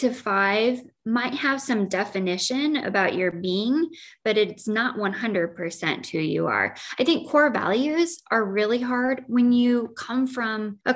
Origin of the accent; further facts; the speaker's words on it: Joy, Illinois, United States; I grew up in Joy, Illinois.